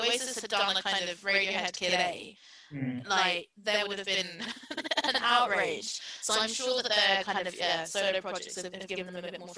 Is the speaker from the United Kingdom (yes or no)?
yes; United Kingdom; I'm not British, but I grew up in Britain.